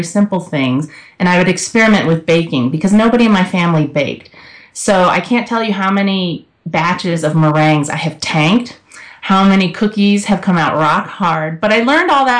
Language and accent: English; the South, United States; now in Colorado, United States; Growing up in the South